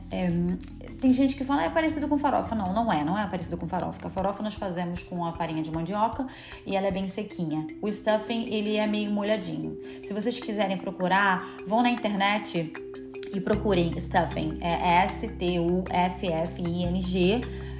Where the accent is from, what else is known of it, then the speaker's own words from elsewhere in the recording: Rio de Janeiro, Brazil; now in United States; eu sou do Rio de Janeiro